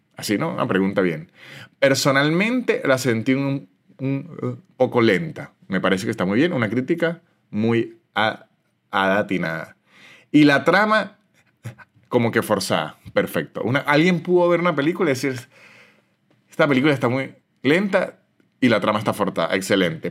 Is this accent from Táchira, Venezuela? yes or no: yes; San Cristóbal, Táchira, Venezuela; moved away as an adult; de donde soy yo, que es de San Cristóbal, es una ciudad muy de fútbol